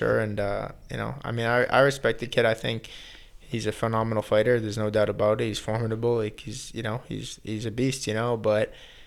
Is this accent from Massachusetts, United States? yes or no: yes; Boston, Massachusetts, United States; moved away as an adult; also born or lived in Peabody, Massachusetts; now in South Florida, United States; originally I'm from Boston. I live in South Florida for the last 8 years